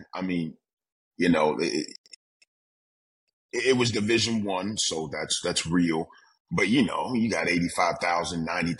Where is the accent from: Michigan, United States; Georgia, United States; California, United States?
Georgia, United States; Atlanta; born there; also born or lived in Milwaukee, Wisconsin; I was born in Atlanta, Georgia. Georgia. Hey, so we're from the South now.